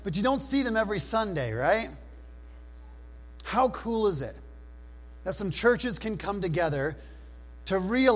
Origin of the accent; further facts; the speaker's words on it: New Brunswick, Canada; I grew up in New Brunswick